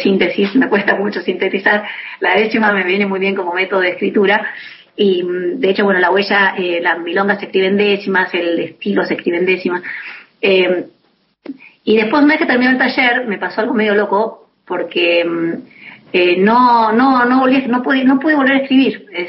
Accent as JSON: {"language": "Spanish", "region": "Buenos Aires", "country": "Argentina", "tie": "born or raised there", "also_born_or_lived": "Ituzaingó, Buenos Aires Province", "moved": "as an adult", "lives_now": "Las Flores, Argentina", "said": "yo soy de Buenos Aires, nací en Buenos Aires, porteña. Eh, viví un tiempo en Ituzaingó, en zona oeste de, de Buenos Aires, y mm, volví después a Capital, a los 15 años"}